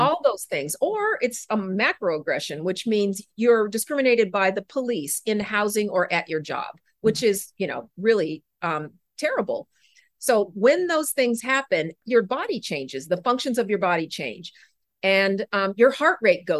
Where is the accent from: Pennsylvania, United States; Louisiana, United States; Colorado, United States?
Colorado, United States; Denver; I grew up in Denver, the Mile High City